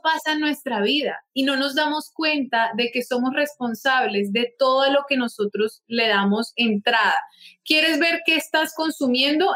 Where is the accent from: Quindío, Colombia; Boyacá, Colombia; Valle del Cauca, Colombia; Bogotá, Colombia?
Bogotá, Colombia; moved away as an adult; now in Barranquilla, Colombia; Luego decidimos mudarnos con mi familia aquí a Barranquilla, yo soy de Bogotá